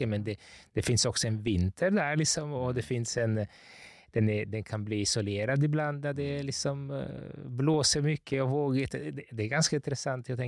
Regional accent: Gothenburg, Västra Götaland, Sweden; born there; also born or lived in Italy; Eh, jag är född i Göteborg.

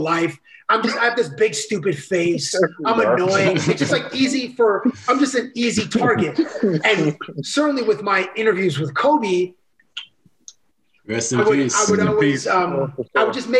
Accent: Toronto, Ontario, Canada; I grew up in Toronto

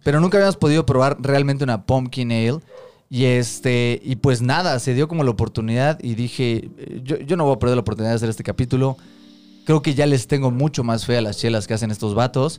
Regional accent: Mexico City, Mexico; Somos tres amigos chilangos

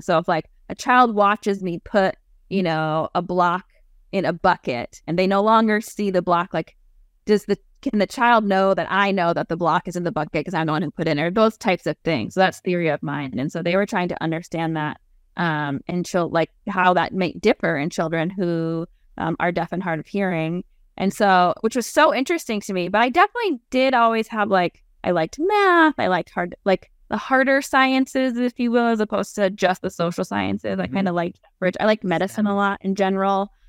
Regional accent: New England, United States; moved away as an adult; now in Nebraska, United States; I am originally from the East Coast. So I'm a New England girl

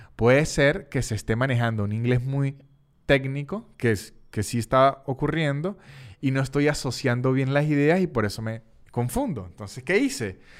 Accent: Venezuela; en Venezuela teníamos la vieja costumbre

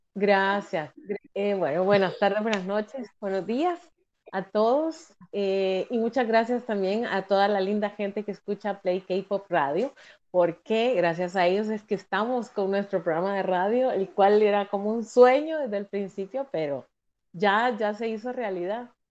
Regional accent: El Salvador; en mi país, en El Salvador

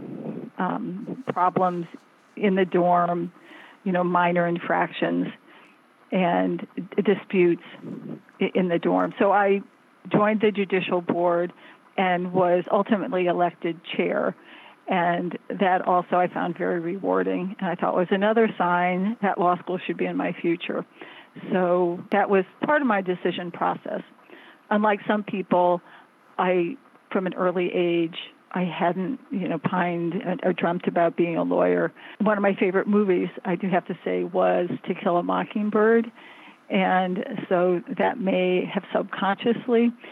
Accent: Fort Wayne, Indiana, United States; moved away as an adult; also born or lived in Illinois; now in Washington, D.C., United States; I grew up in the Great Midwest, partly in Illinois in small towns, and then in Fort Wayne, Indiana

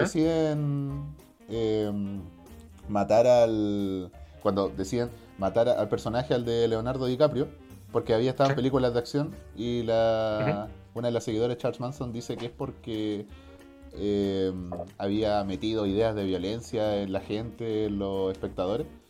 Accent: Norte Grande, Chile

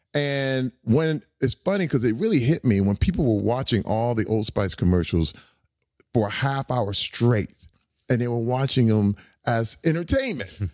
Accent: Flint, Michigan, United States; moved away; I grew up in Flint, Michigan

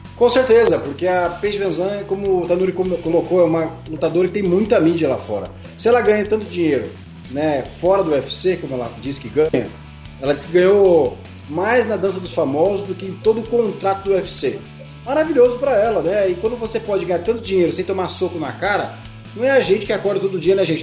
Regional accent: Brazil; sou brasileiro

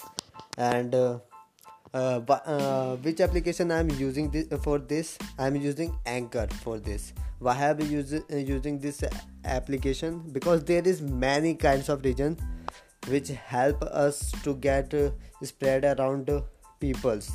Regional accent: India; I am from India

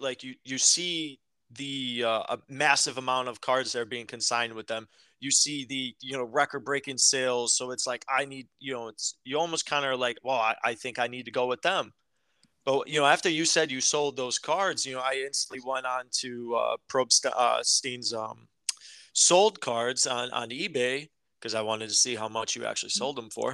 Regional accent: Chicago, Illinois, United States; we're from Chicago

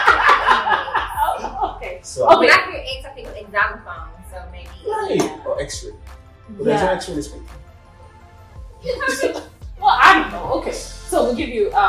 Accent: Nigeria; moved away as an adult; now in Bowling Green, United States; I'm Nigerian, for those who don't know. I was in Nigeria back then.

